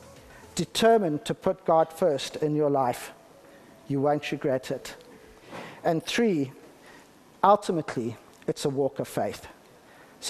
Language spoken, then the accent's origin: English; Harare, Zimbabwe; now in United Kingdom; I was born in the UK, but I grew up in Zimbabwe